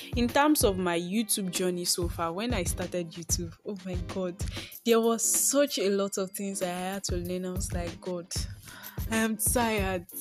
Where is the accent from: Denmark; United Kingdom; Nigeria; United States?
Nigeria; also born or lived in Akure, Ondo State; I am a Nigerian girl living in the heart of Akure